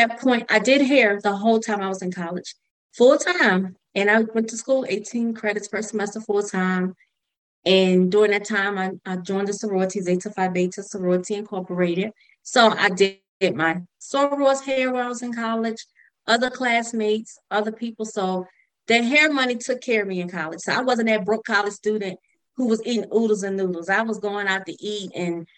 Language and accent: English; Virginia, United States; moved away as an adult; also born or lived in Baltimore, Maryland; I moved to Maryland because I grew up in Virginia